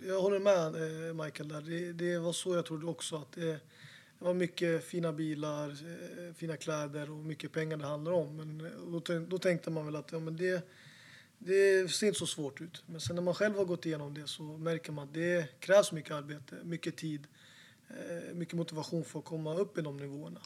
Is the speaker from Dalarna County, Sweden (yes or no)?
yes; Falun, Dalarna County, Sweden; now in Stockholm, Sweden; jag är inte från Stockholm från början, jag är från Falun